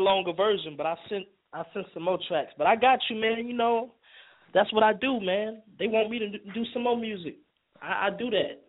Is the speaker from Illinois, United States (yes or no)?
yes; Chicago, Illinois, United States; I'm from Chicago. I'm where Ngozi from. I'm from Chi-Town, you know.